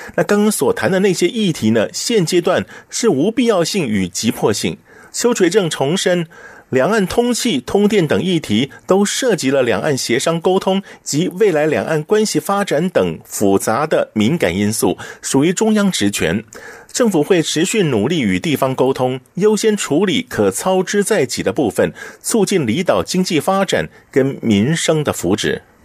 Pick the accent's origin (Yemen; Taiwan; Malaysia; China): Taiwan; 我们台湾这边